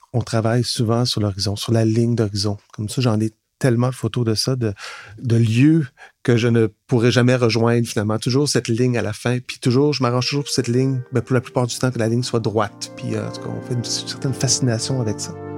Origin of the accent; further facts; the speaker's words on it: Laurentides, Quebec, Canada; now in Montreal, Canada; Je viens de Laurentides, mais ça fait quand même presque 30 ans maintenant que je suis à Montréal